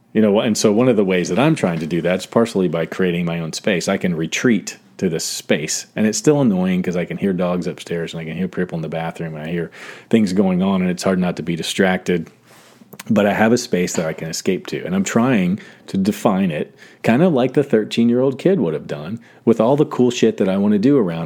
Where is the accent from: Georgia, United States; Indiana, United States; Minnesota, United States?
Georgia, United States; South; moved away; I grew up in South Georgia, so I went to, like, second to sixth grade in South Georgia